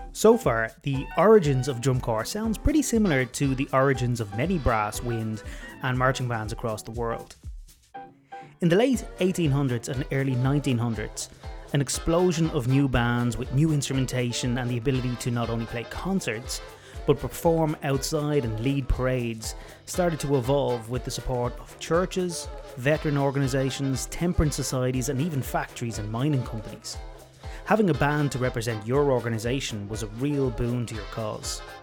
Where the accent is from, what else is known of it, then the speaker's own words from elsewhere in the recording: Ireland; I grew up in Ireland